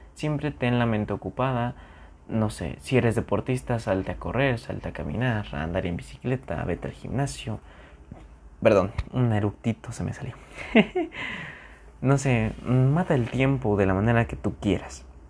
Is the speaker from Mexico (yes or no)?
yes; near San Juan del Río, Querétaro, Mexico; moved away as an adult; cerca de donde yo vivo, de donde yo soy originario, hay como una mini ciudad, mini ciudad, se llama San Juan del Río